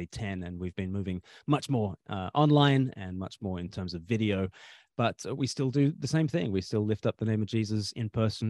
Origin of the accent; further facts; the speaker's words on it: Australia; moved away as an adult; now in United Kingdom; I'm from Australia originally, and I've been living for half my life in the UK now.